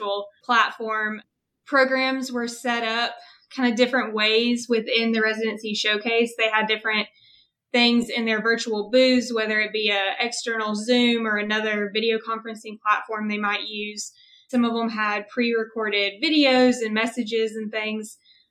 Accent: Huntsville, Alabama, United States; also born or lived in Birmingham, Alabama; I am from Huntsville, Alabama

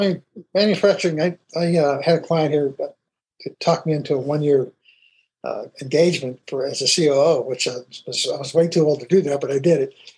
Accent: Pittsburgh, Pennsylvania, United States; I grew up in Pittsburgh

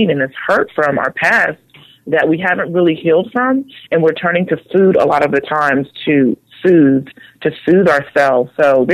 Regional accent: Philadelphia, Pennsylvania, United States; I'm originally from Philadelphia. I grew up in the inner city, in the ghetto

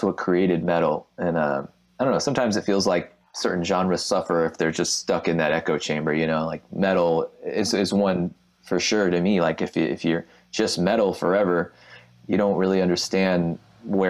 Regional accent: Texas, United States; growing up in Texas

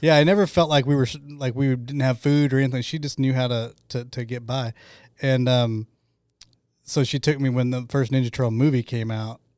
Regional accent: Choctaw, Oklahoma, United States; I grew up in Choctaw

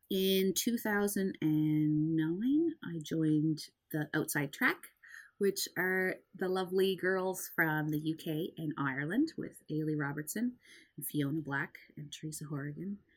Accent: Nova Scotia, Canada; it's kind of we're all from Cape Breton.

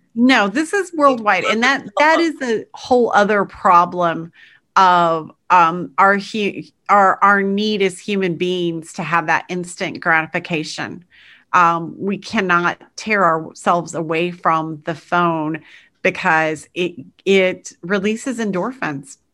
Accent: United States; as an American

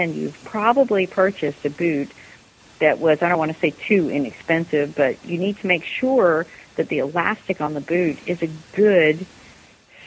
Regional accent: United States; as an American

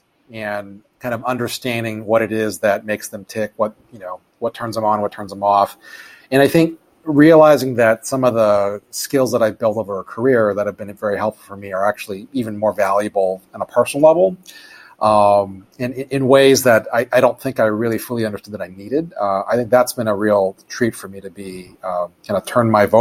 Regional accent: Oahu, Hawaii, United States; now in Chicago, United States; I was born and raised on Oahu.

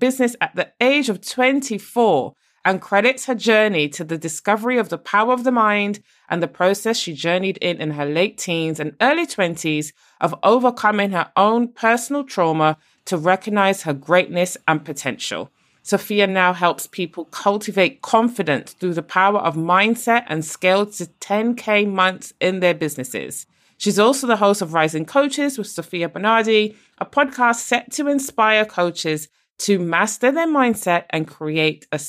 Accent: Barbados; moved away; also born or lived in United Kingdom; I'm originally from Barbados, and my dad decided to ship me off to the UK on my own to live with a family

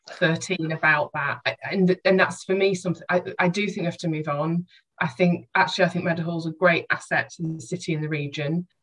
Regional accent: Doncaster, Yorkshire and the Humber, United Kingdom; moved away; also born or lived in Halifax; I grew up in Doncaster.

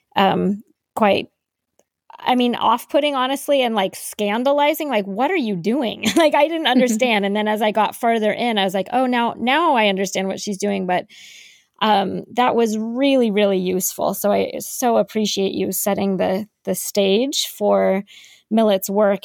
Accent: Colorado, United States; I grew up in Colorado

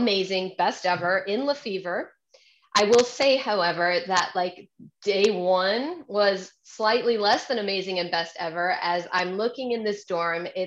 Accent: Phoenix, Arizona, United States; moved away as an adult; also born or lived in Virginia; I grew up in Phoenix, Arizona, running around in cowboy boots with a sunburn perpetually.

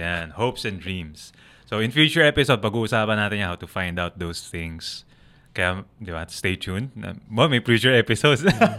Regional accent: Philippines; Ako as a Filipino

